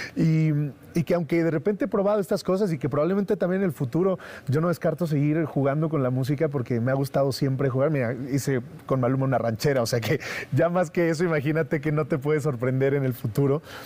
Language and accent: Spanish; Mexico